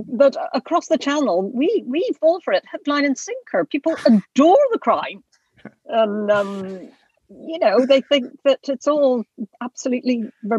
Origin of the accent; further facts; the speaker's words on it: Belfast, Northern Ireland, United Kingdom; since I was growing up in Belfast in the 70s.